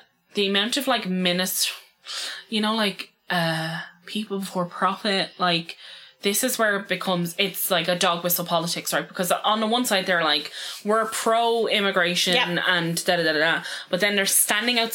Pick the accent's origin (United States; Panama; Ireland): Ireland; We as Irish people